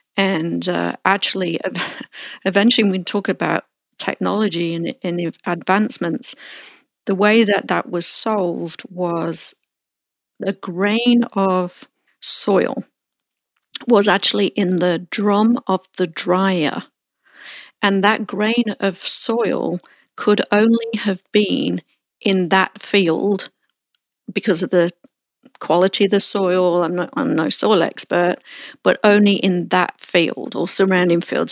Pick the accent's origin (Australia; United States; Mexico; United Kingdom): United Kingdom; Melton Mowbray, East Midlands; moved away; I revisit my hometown of Mount Mowbray